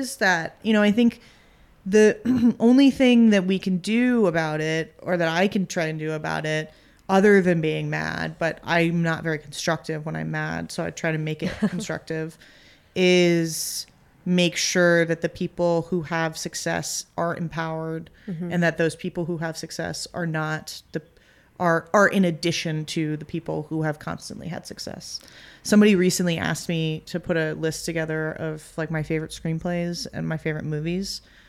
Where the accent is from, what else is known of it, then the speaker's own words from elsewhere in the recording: United States; but screenplays are hard because I'm American. I can't read in a foreign language.